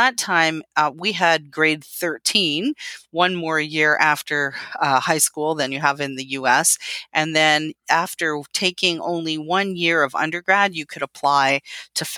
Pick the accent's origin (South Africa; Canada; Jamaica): Canada; Tilbury, Ontario; I'm from Canada, so I grew up just outside of a little town called Tilbury, Ontario, right out on Lake St. Clair